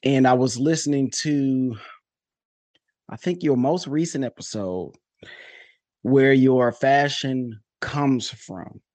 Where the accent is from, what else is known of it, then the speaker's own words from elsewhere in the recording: Detroit, Michigan, United States; I'm from Detroit